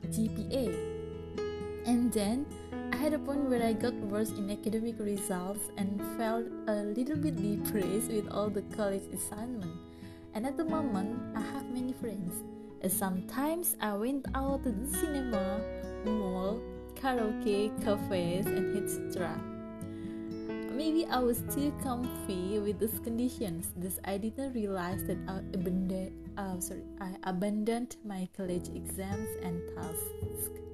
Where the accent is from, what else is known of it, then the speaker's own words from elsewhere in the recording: Indonesia; I'm a midwife from Indonesia